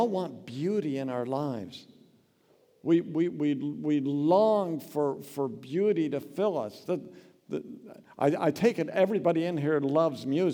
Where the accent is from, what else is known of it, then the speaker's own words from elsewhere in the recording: Oregon, United States; I grew up in Oregon